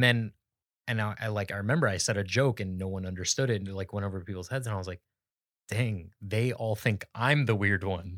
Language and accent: English; Phoenix, Arizona, United States; moved away as an adult; now in Sacramento, United States; I grew up in Phoenix